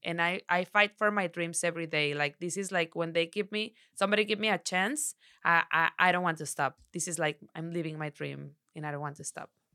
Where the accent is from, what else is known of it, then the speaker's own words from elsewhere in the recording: Sinaloa, Mexico; English is a second language; also born or lived in Torreón, Coahuila; I'm from Sinaloa. I born in Torreón, Coahuila, but since I was, uh, six months o, six months, my, my mom and my dad take me to Sinaloa. So, I've been there forever.